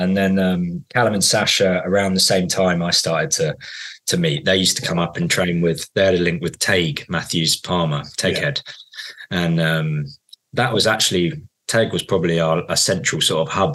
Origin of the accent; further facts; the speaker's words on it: Guildford, South East England, United Kingdom; I grew up in Guildford